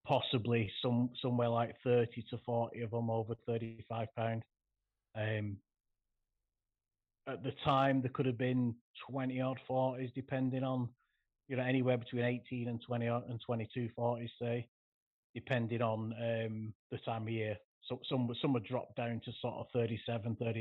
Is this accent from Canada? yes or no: no; Bolton, North West England, United Kingdom; I'm from Bolton in the northwest, which is not the best place in the country for big carp